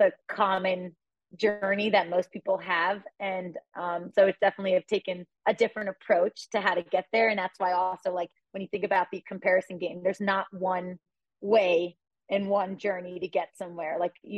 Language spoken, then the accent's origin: English; United States; now in Boulder, United States; It's 15 minutes from my hometown